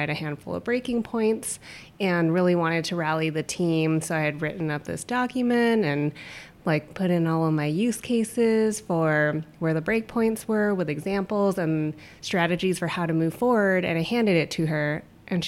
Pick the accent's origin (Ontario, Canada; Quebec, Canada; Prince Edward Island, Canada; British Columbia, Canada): Ontario, Canada; Toronto; now in Seattle, United States; I'm originally from Toronto, so it snows a lot